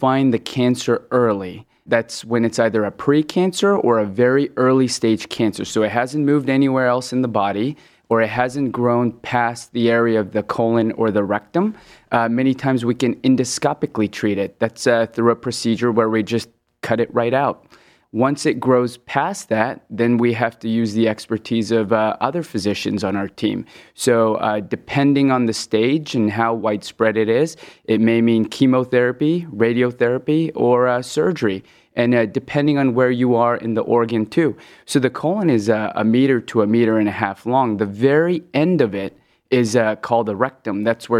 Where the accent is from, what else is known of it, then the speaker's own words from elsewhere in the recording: West Coast, United States; also born or lived in Hong Kong; So I was born in Hong Kong, and I moved to the West Coast when I was 10, then started my medical training in the Midwest at The Ohio State